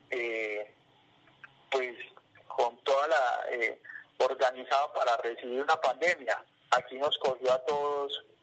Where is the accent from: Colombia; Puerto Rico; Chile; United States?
Colombia; Quindío; como colombianos y como quindianos